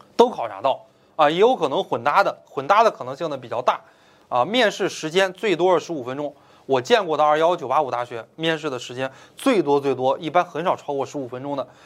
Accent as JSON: {"language": "Chinese", "region": "Beijing", "country": "China", "also_born_or_lived": "Changsha, Hunan", "moved": "yes", "said": "说家是北京的"}